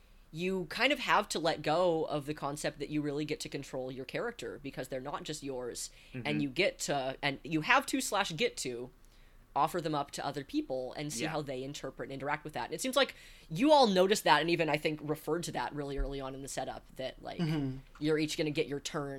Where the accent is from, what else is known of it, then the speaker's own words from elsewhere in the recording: Northern California, United States; I grew up in Northern California